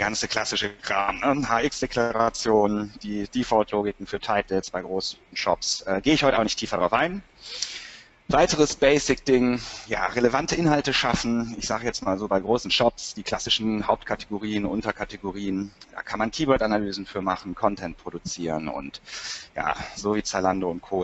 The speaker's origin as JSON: {"language": "German", "town": "Cologne", "region": "North Rhine-Westphalia", "country": "Germany", "said": "bin eine echte Kölsche Jung"}